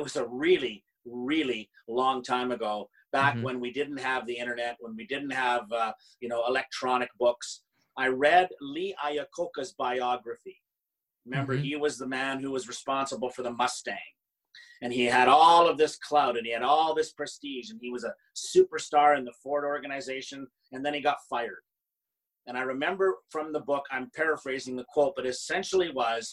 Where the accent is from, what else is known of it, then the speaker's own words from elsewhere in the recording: Canada; I'm Canadian